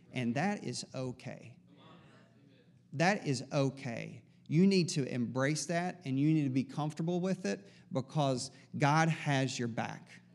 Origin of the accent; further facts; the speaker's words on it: East Tennessee, United States; I'm from East Tennessee